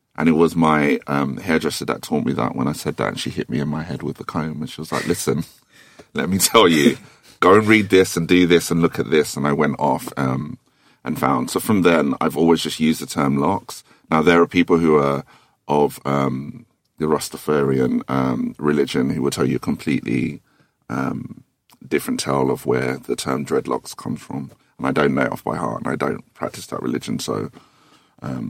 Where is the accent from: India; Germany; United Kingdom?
United Kingdom; Thornton Heath, London; I'm from Fort and Heath, so I have a certain temperament